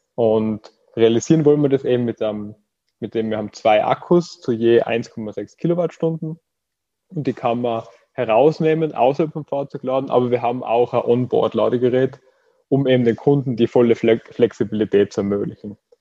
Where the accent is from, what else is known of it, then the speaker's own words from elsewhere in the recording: Austria; now in Graz, Austria; Ich bin aus Österreich und studiere in Graz